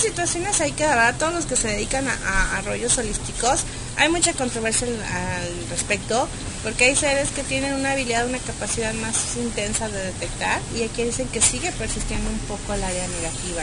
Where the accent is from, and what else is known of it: Guadalajara, Jalisco, Mexico; accent: tapatío